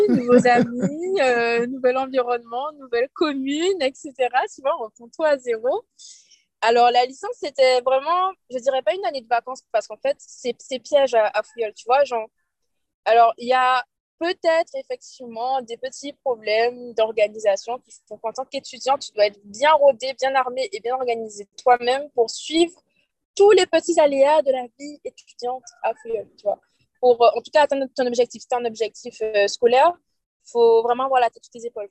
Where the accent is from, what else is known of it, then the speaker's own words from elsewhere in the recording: Guadeloupe; moved away as an adult; now in Toulouse, France; je suis guadeloupéenne